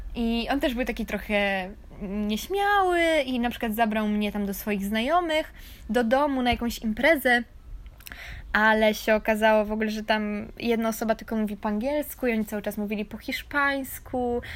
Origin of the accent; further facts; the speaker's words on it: Poland; moved away; jestem Polką i to był bardziej polski akcent